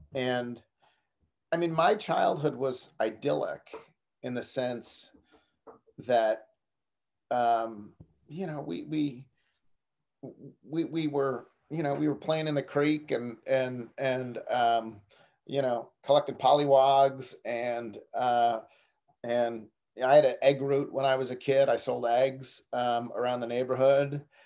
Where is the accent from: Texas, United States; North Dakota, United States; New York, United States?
New York, United States; Buffalo; moved away as an adult; also born or lived in Alabama / Fort Lauderdale, Florida; now in Memphis, United States; I'm originally from Buffalo, New York